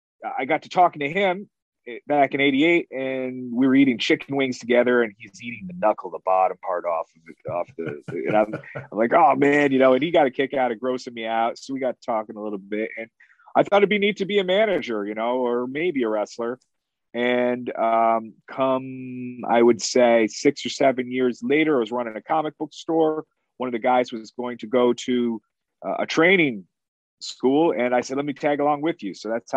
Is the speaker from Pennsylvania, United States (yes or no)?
yes; Danville, Pennsylvania, United States; born there; also born or lived in Haverhill, United States / Fall River, United States / Binghamton, United States / Albany, United States; I grew up in a lot of little places. I was born in Danville, Pennsylvania, moved over to Haverhill, Mass, moved to Fall River, Mass, moved to Binghamton, and then moved to Albany, New York.